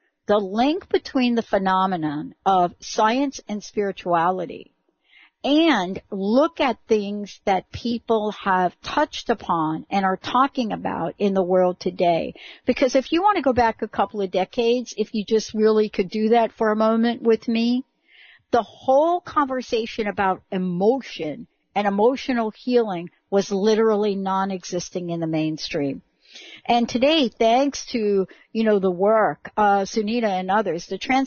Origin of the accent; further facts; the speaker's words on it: New York City, New York, United States; from the Bronx, the home of hip hop and rap music